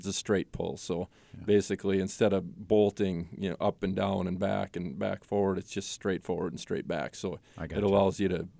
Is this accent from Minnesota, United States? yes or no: yes; Royalton, Minnesota, United States; now in Randall, United States; Little Falls. Royalton, actually. I went to high school in Little Falls and live in Randall now.